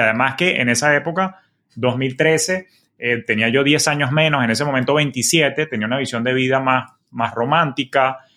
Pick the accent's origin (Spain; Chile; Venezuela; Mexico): Venezuela; moved away as an adult; now in Miami, United States; yo soy oriundo de Venezuela